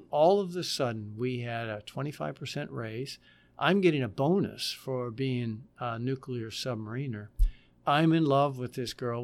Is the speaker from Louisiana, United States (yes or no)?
no; Butler, Pennsylvania, United States; moved away; I'm from Butler, Pennsylvania, which is a steel town in western Pennsylvania. My dad was a steel worker